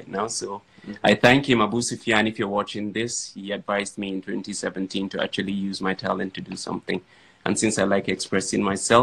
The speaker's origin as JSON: {"language": "English", "town": "Yola", "region": "Adamawa", "country": "Nigeria", "said": "I am from Adamawa State, Yola to be precise, which means I'm a Fulani boy"}